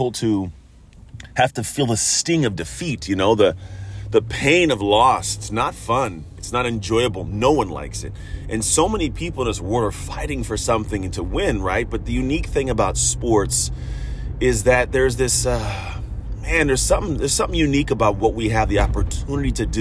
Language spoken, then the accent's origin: English; San Francisco Bay Area, California, United States; I come from the San Francisco Bay Area